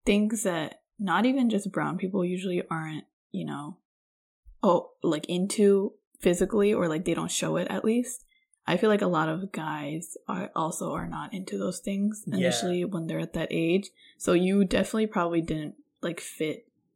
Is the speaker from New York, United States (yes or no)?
yes; New York City, New York, United States; I grew up in Queens initially.